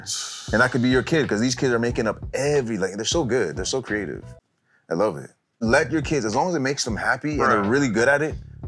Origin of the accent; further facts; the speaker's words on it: Canada; I'm Canadian, so we're not as uptight as Jamaicans when it comes to that stuff.